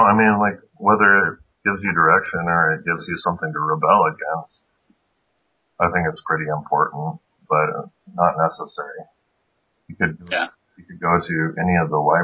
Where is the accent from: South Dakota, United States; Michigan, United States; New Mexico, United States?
South Dakota, United States; also born or lived in Seattle; I moved back from Seattle back to South Dakota. And I was living with my family